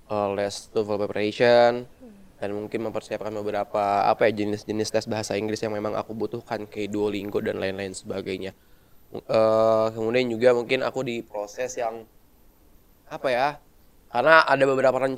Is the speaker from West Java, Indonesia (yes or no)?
no; Serang, Banten, Indonesia; aku dari Teknik Elektro Angkatan 2019. Asal aku dari Serang, Banten.